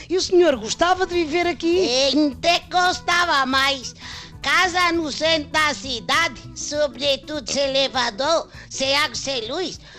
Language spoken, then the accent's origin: Portuguese; Minas Gerais, Brazil; now in Portugal; sou de Minas Gerais, mas estou em Portugal faz 14 anos. Estou super legalizado